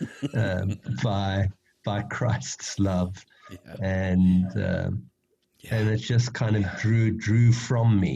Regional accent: Johannesburg, Gauteng, South Africa; my home country is South Africa, and like every white person living in this country, I've been deeply shaped and formed for better and for worse by the history of our country.

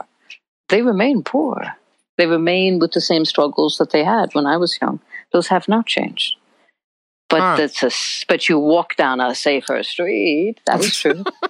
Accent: New York, United States; I'm speaking as a New Yorker now

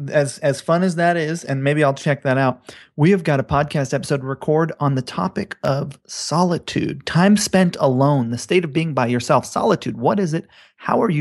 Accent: Hawaii, United States; growing up in Hawaii

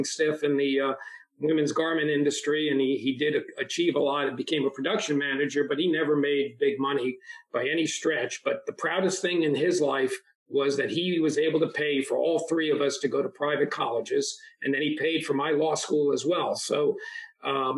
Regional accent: Pelham Manor, New York, United States; first language Italian; English is a second language; also born or lived in Bronx, New York; now in Palm Beach County, United States; that's really where we grew up, was in Westchester County for our truly formative years

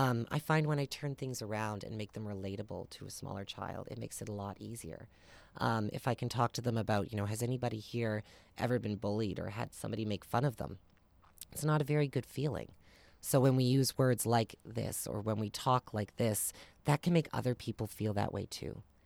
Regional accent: Amherst, Nova Scotia, Canada; I grew up in Amherst, Nova Scotia, not too far away

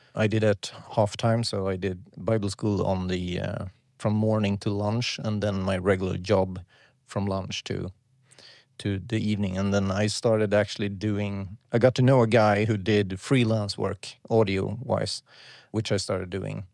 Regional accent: Sweden; I'm from Sweden.

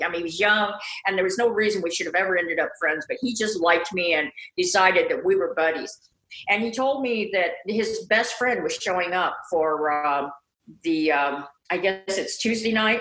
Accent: Midwest, United States; I grew up in the Midwest, and there was a lot of prejudice there

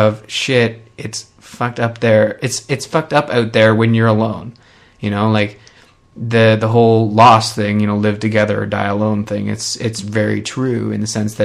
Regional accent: Canada; I'm Canadian

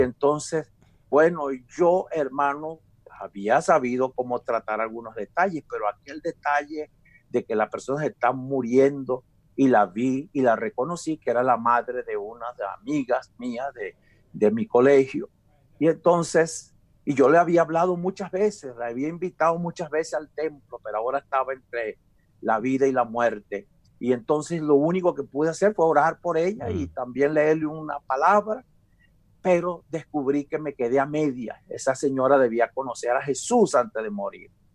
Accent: Venezuela; moved away as an adult; now in Calgary, Canada; allá en mi país, Venezuela

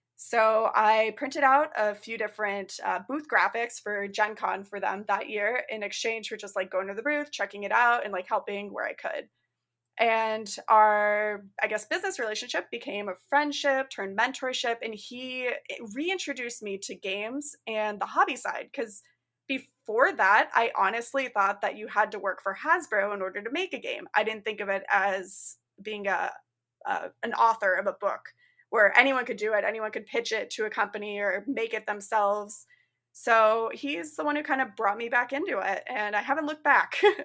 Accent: Arizona, United States; now in Chicago suburbs, United States; I'm currently living in the Chicago suburbs. I'm originally from Arizona.

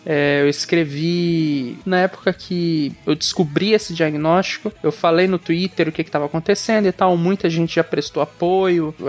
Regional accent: Palmas, Tocantins, Brazil; eu sou de Palmas, Tocantins

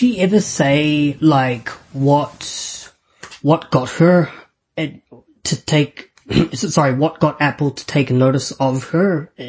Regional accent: New Zealand; I'm from New Zealand, so the time is different, but it works out well today because it's after 11 a.m. here.

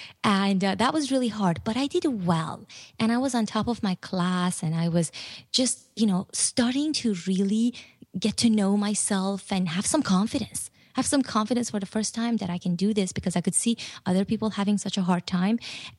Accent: Iran; now in United States; And I didn't really want to tell them I was from Iran.

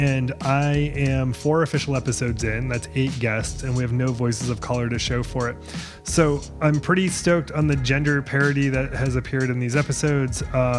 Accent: Portland, Maine, United States; now in Nashville, United States; I'm from Portland, Maine, and I had now, and I've only been here for 6 weeks, but now anytime anyone from Maine is here, they let me know that they're here.

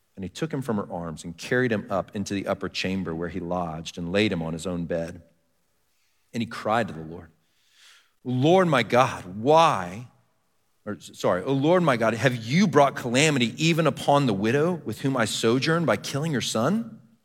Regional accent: Texas, United States; I grew up in Texas

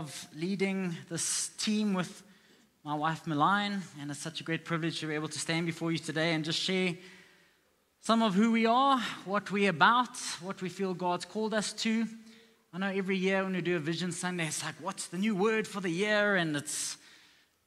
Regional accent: South Africa

